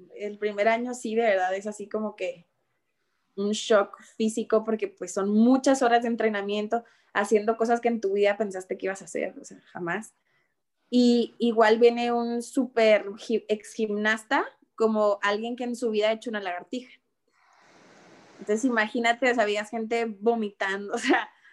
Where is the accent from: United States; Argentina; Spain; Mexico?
Mexico; Ciudad Juárez, Chihuahua; soy de Ciudad Juárez